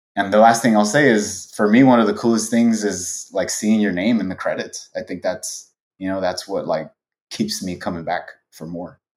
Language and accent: English; Los Angeles, California, United States; I was born and raised in Los Angeles.